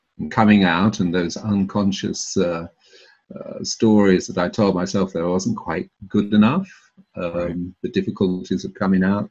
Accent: London, United Kingdom; moved away as an adult; also born or lived in Cambridge / Bologna, Italy / Tuscany, Italy / Japan; I was born in South London to Welsh parents

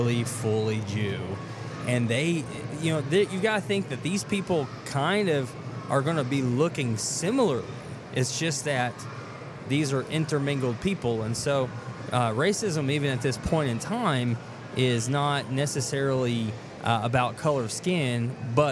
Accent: Chattanooga, Tennessee, United States; moved away as an adult; also born or lived in Selma, Alabama; I grew up in Chattanooga

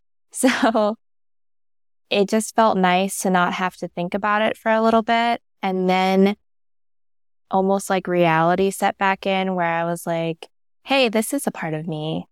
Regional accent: Pennsylvania, United States; moved away as an adult; now in Arizona, United States; I grew up in Pennsylvania

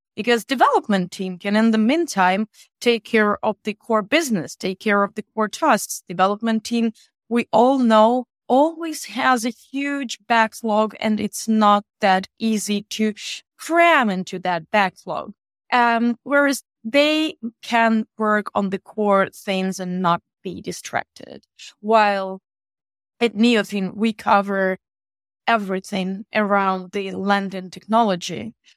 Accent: Eastern Ukraine, Ukraine; so we're all coming from Ukraine, specifically from the east of Ukraine

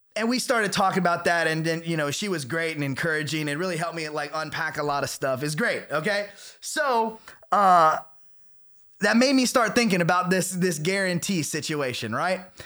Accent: the South, United States; I was raised in the South, in a, you know, very charismatic church

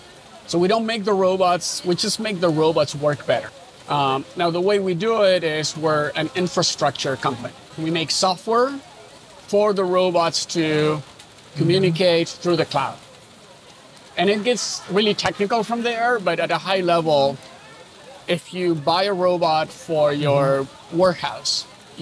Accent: California, United States; now in Berlin, Germany; Look, entrepreneurship, I'm from Silicon Valley, right?

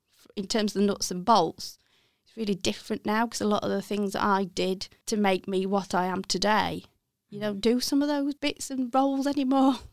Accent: Walsall, West Midlands, United Kingdom; accent: Brummie; moved away as an adult; now in Sheffield, United Kingdom; I am a, a Bromé, so I originally come from Walthall.

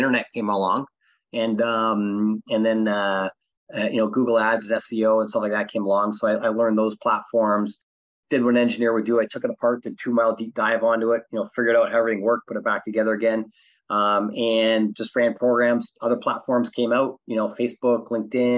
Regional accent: Canada; also born or lived in Southern California; now in California, United States; I'm originally from Canada. I live in, California.

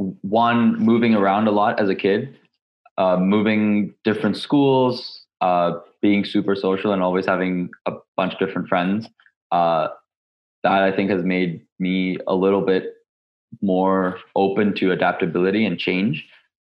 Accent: India; also born or lived in Dubai, United Arab Emirates / Hong Kong; now in Los Angeles, United States; I'm actually technically a current student at UCLA. So I'm based in Los Angeles. I'm originally from India. I was born in Dubai in the United Arab Emirates, moved to Hong Kong and then India, now the US.

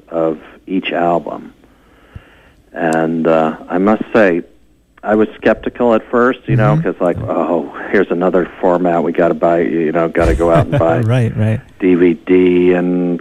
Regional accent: Kentucky, United States; moved away; I'm originally from Kentucky

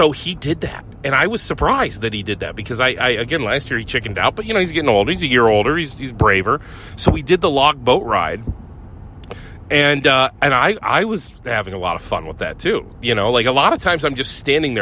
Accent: Ohio, United States; moved away; I grew up in Ohio

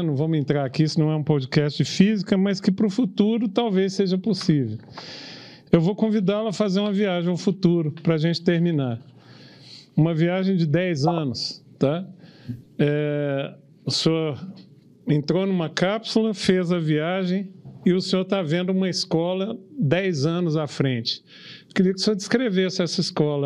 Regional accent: Brazil; orgulho como brasileiro

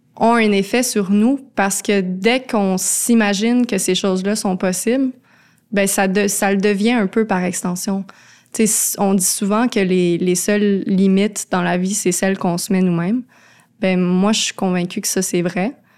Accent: Laurentides, Quebec, Canada; moved away as an adult; also born or lived in Montreal; j'ai grandi dans les Laurentides, j'étais toujours en nature

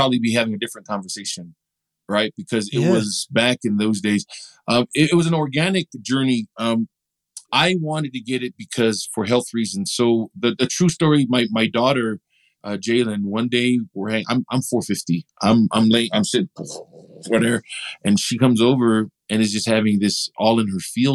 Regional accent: Compton, California, United States; I grew up in Compton

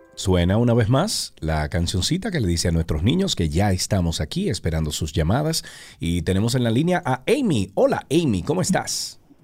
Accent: Dominican Republic

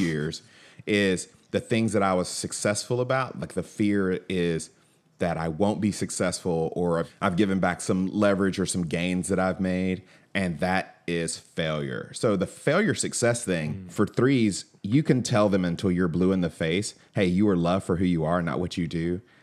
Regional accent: Atlanta, Georgia, United States; I grew up in Atlanta

